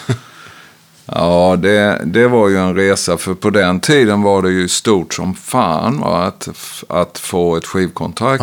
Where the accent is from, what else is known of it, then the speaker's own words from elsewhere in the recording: Växjö, Kronoberg County, Sweden; moved away as an adult; also born or lived in Stockholm / Austin / Ljungby; now in Oskarshamn, Sweden; Jag växte upp i ett brukssamhälle utanför Växjö